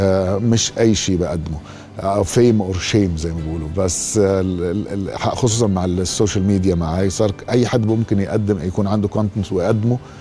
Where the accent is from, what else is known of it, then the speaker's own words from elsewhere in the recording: Jordan; انا ممثل اردني مش سوري